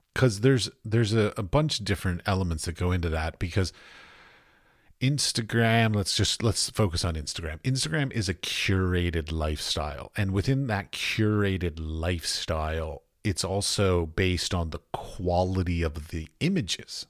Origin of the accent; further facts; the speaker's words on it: Washington, District of Columbia, United States; moved away as an adult; also born or lived in Iowa / North Carolina / San Francisco / Ohio; now in Prague, Czech Republic; I grew up in Washington, D C